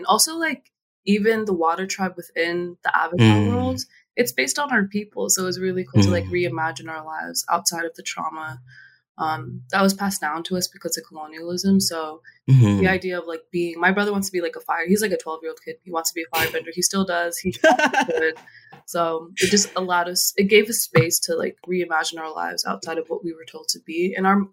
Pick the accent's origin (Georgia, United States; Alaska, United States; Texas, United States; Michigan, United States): Alaska, United States; Anchorage; moved away as an adult; So my family is originally from Kalgoorlie, Alaska, but I grew up in Anchorage, one of the biggest cities there.